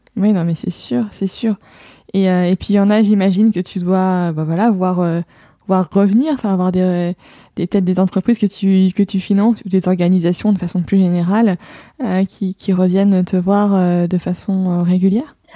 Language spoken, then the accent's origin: French; Lille, Hauts-de-France, France; je suis lilloise